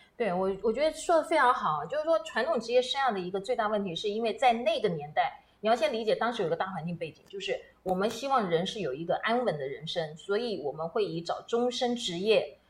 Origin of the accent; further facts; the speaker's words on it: Taiwan; also born or lived in United States; 我本身就被困在美国大半年，同时呢，飞回到我们台湾来